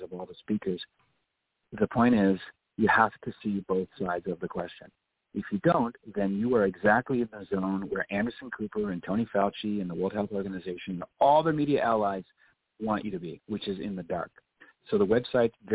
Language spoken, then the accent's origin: English; Nova Scotia, Canada; moved away as an adult; also born or lived in Ottawa / Toronto / Montreal / San Diego; I'm a Canadian by birth. I was born and raised in Nova Scotia.